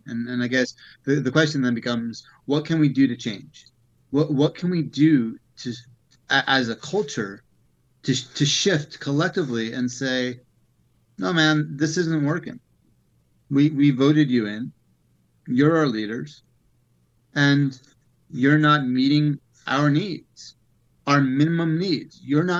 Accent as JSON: {"language": "English", "country": "Turkey", "said": "I'm the Hippie from Turkey."}